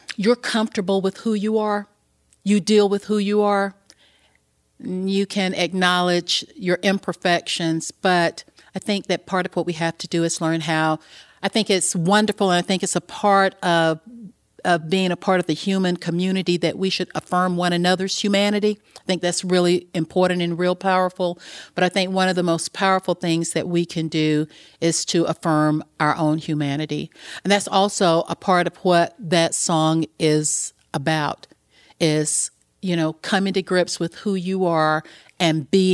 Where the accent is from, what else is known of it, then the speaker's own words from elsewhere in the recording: the South, United States; a lot of women growing up in the South when we did, you know, I'm a woman of a certain age